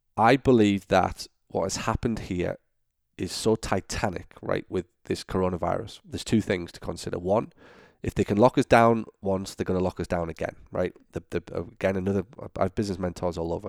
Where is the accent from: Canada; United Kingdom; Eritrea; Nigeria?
United Kingdom; moved away as an adult; also born or lived in Florida; now in Orlando, United States; I'm obviously from Britain